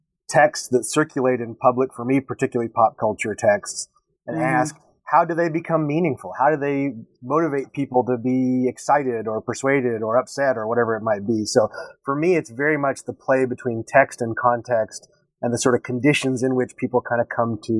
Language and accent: English; Texas, United States; I was born and raised in Texas.